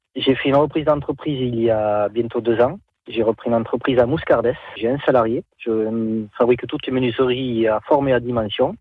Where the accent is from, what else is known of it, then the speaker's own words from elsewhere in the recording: Nérac, Nouvelle-Aquitaine, France; now in Castelsarrazin, France; Je suis natif de Nérac, j'habite à castel sarazin maintenant, dans les Landes.